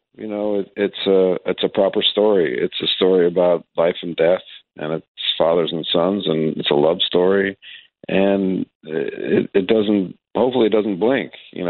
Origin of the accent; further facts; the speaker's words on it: New York, United States; I grew up in New York in the late 60s, 70s, and was a fan of the crappy Yankee teams